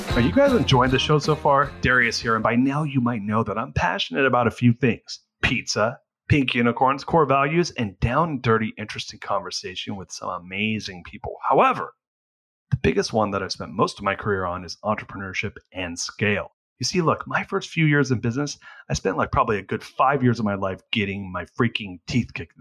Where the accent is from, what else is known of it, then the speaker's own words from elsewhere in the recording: California, United States; moved away as an adult; now in Austin, United States; I'm born and raised in California and lived there until three years ago.